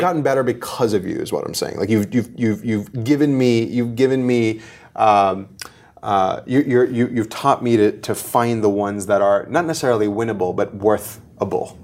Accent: Mumbai, Maharashtra, India; born and raised in Bombay, in India

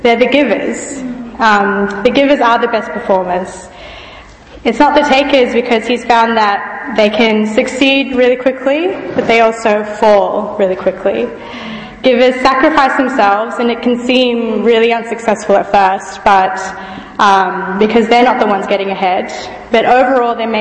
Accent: Fiji; also born or lived in Australia; now in Birmingham, United Kingdom; I grew up in Fiji, which is in the South Pacific

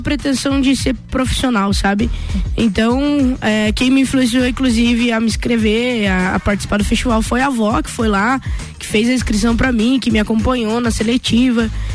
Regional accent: Correia Pinto, Santa Catarina, Brazil; now in Lages, Brazil; Nasci aqui na, na Grande Lages, mas, né? tenho um carinho enorme pela cidade que, que fui criada, é, que a minha família vive até hoje, né? Que é Correia Pinto

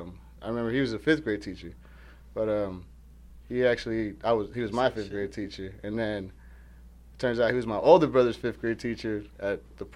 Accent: Long Beach, California, United States; now in Arizona, United States; I'm originally from California, but, you know, Arizona's my new home.

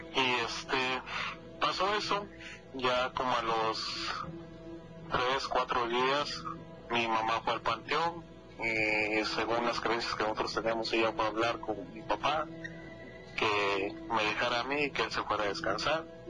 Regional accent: Oaxaca, Mexico; now in Pennsylvania, United States; ahorita los escucho desde el estado de Pensilvania, pero yo soy originario de Oaxaca

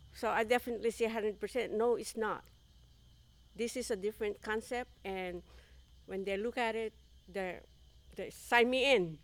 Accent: Philippines; moved away as an adult; I'm from the Philippines. Uh, I came to, uh, this country for me to fulfill my big dreams

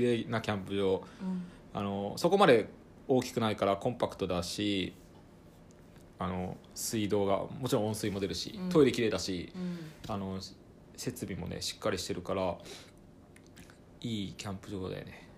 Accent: Ibaraki, Japan; moved away; 元々僕も茨城県人だった

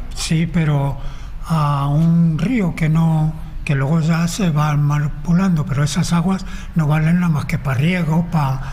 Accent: Madrid, Community of Madrid, Spain; nací en Marqués de Viana

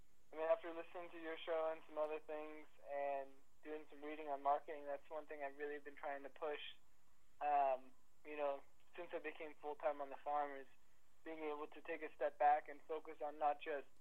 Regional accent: Seattle, Washington, United States; Oh yeah, man, I grew up in Seattle.

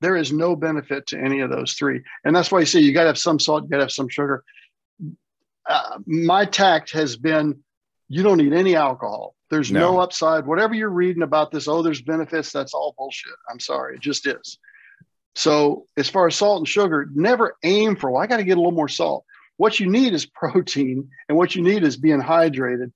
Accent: the South, United States; moved away; I was raised in the South. I'm back in the South

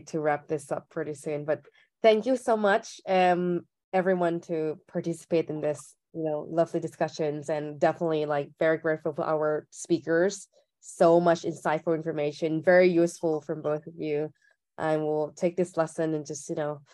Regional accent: Thailand; moved away; I'm from Thailand

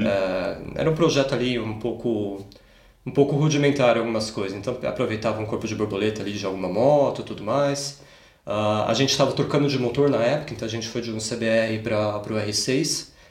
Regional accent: Campinas, São Paulo, Brazil; moved away as an adult; now in Munich, Germany; Eu é... sou nasci em São Paulo, mas com quatro meses de idade eu mudei para Campinas e passei praticamente minha vida inteira lá

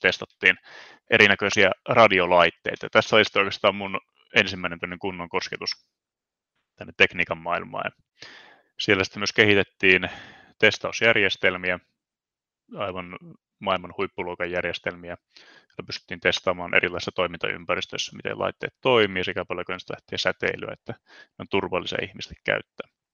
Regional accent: Ii, North Ostrobothnia, Finland; also born or lived in Oulu; Iistä olen itse asiassa kotoisin, elikkä tuon Oulun pohjoispuolelta

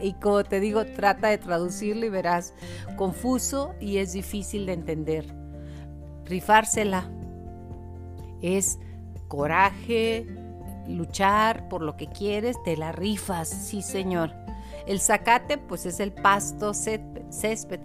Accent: Chihuahua, Mexico; accent: Chihuahuan; Los que somos de Chihuahua

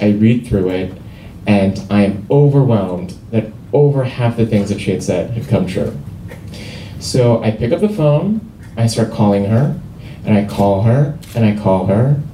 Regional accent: Seoul, South Korea; moved away; I grew up in Seoul, South Korea

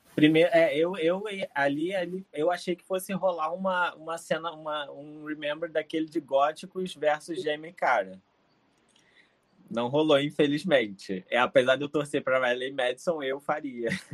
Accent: Rio de Janeiro, Brazil; Sou do Rio de Janeiro

